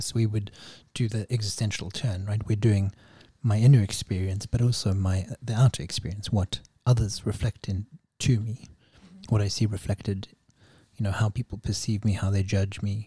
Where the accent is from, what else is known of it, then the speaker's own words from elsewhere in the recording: South Africa; I grew up in South Africa